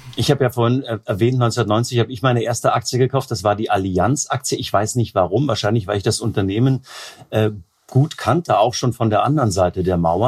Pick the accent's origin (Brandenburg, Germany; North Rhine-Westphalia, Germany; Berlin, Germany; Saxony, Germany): Brandenburg, Germany; Potsdam; ich als gebürtiger Potsdamer